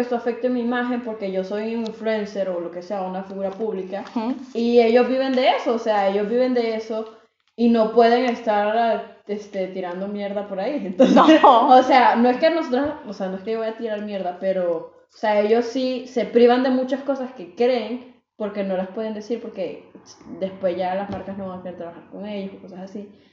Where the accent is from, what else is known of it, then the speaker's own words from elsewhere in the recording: El Salvador; now in Belgium; vivo también en Bélgica, soy de El Salvador